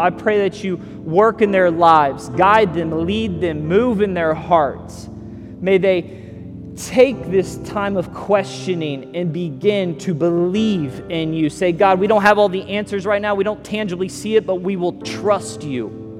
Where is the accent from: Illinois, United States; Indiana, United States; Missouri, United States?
Missouri, United States; also born or lived in Las Vegas / California; now in Southwest Florida, United States; I tell people I'm from California was our last stop, but I'm originally from Missouri. Missouri, Las Vegas, California, now to Southwest Florida.